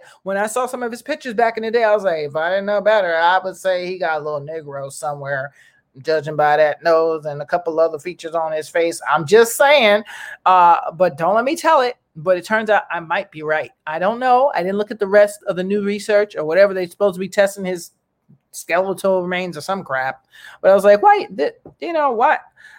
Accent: Ireland; born there; I was born in Ireland.

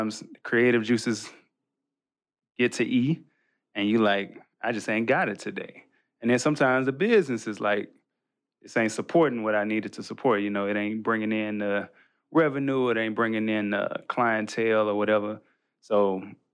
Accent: Birmingham, Alabama, United States; our church growing up in Birmingham

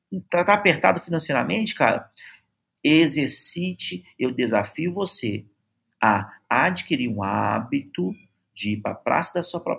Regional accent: Belo Horizonte, Minas Gerais, Brazil; Tem gente que vem de fora, eu sou de BH, tem gente que vem de fora para conhecer um restaurante aqui em BH

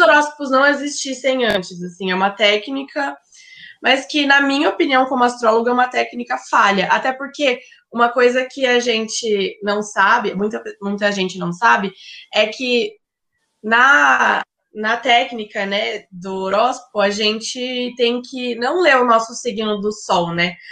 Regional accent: Ribeirão Preto, São Paulo, Brazil; moved away as an adult; now in São Paulo, Brazil; eu sou de Ribeirão Preto, mas eu moro em São Paulo

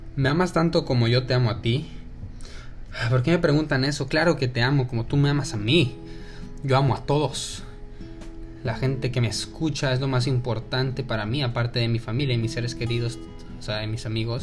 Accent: Mexico; accent: Mexican; first language Spanish; also born or lived in El Paso, Texas; now in Dallas-Fort Worth, United States; me dijo que le gustaba mi acento de mexicano hablando inglés

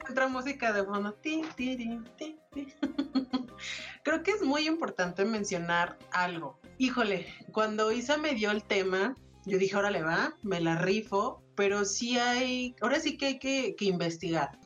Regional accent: Mexico; salgamos como mexicanos

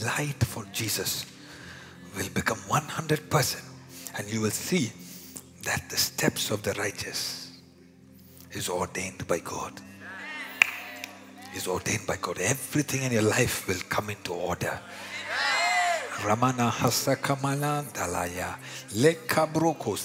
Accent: India; accent: Indian; now in Montreal, Canada; my Indian accent

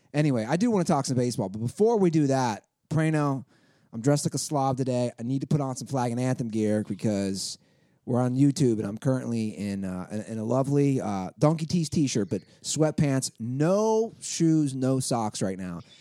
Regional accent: Cincinnati, Ohio, United States; my hometown.

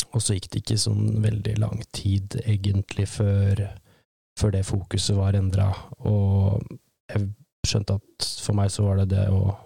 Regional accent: Lesja, Innlandet, Norway; Jeg vokste opp på, på Lesja, på en gård der oppe

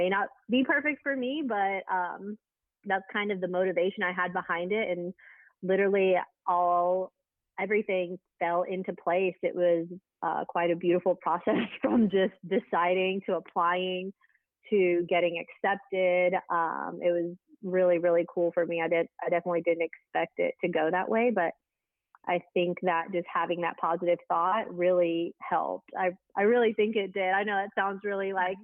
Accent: Huntsville, Alabama, United States; now in Birmingham, United States; I am from Alabama. I grew up here

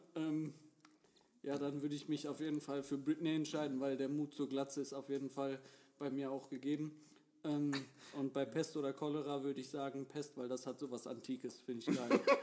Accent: Recklinghausen, North Rhine-Westphalia, Germany; ich komme aus dem Großraum Recklinghausen

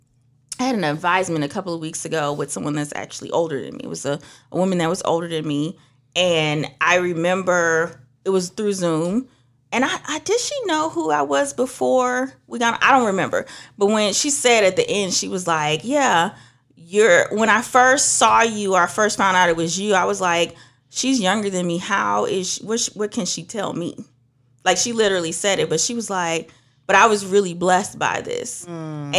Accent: Trinidad & Tobago; moved away; also born or lived in Georgia, United States; I'm originally from Trinidad. That's going to come out some point. I used to live up north.

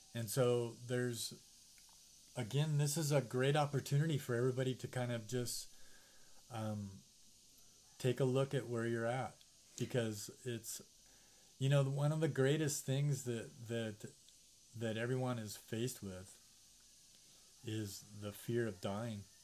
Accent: United States; growing up as an American

